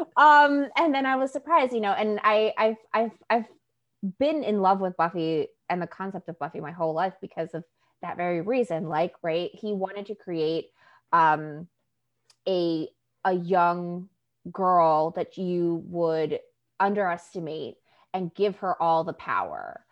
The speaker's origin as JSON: {"language": "English", "region": "New York", "country": "United States", "tie": "born or raised there", "first_language": "Spanish", "second_language": "English", "said": "I grew up in New York"}